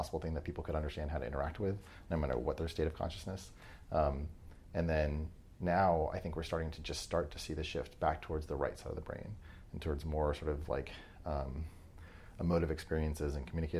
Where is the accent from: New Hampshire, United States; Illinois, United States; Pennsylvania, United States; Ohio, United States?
New Hampshire, United States; I grew up in New Hampshire